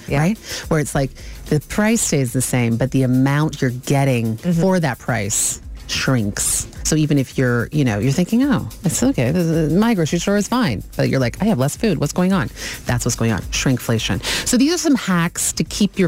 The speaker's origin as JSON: {"language": "English", "country": "Canada"}